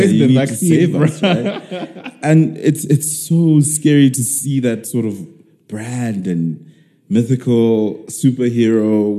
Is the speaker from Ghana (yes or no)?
no; South Africa